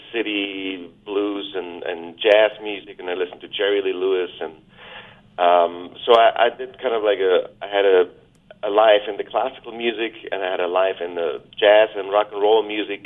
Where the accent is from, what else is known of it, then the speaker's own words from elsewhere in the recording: Germany; also born or lived in Vancouver Island, Canada; now in Canada; where I grew up in Germany